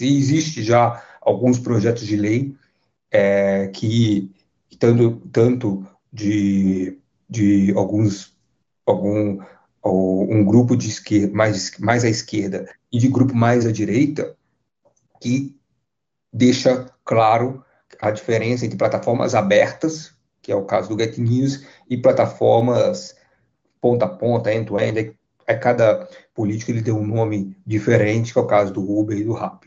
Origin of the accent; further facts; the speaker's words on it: Brazil; nós, como brasileiros